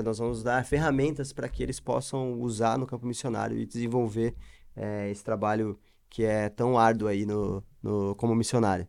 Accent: Curitiba, Paraná, Brazil; sou de Curitiba

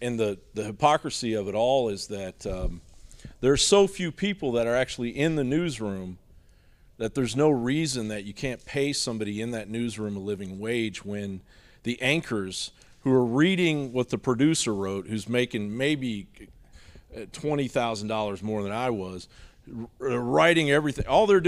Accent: Kentucky, United States; now in Austin, United States; I grew up in Eastern Kentucky, and I've seen racism.

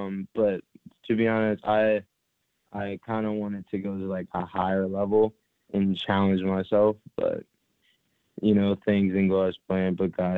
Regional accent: St. Petersburg, Florida, United States; I'm from St. Petersburg, Florida.

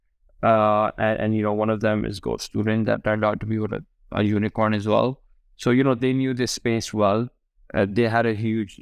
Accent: Karachi, Sindh, Pakistan; moved away as an adult; also born or lived in United Kingdom; I was born and raised in Karachi

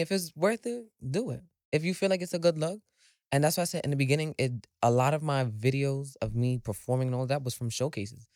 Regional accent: New York City, New York, United States; I am from the Bronx

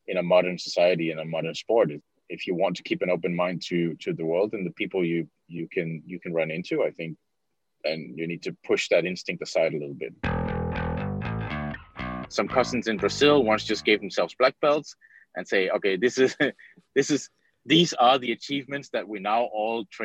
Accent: Copenhagen, Capital Region of Denmark, Denmark; I'm originally from Copenhagen, Denmark

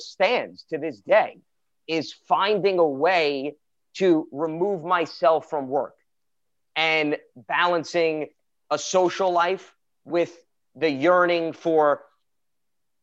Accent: New York City, New York, United States; I was born and bred in Brooklyn, New York

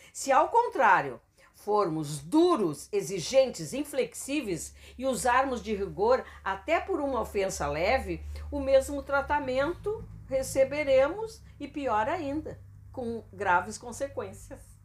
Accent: Canoas, Rio Grande do Sul, Brazil; also born or lived in Cachoeirinha; a gente saiu de Canoas, depois voltou pra Canoas de novo, né? E moramos em Cachoeirinha também

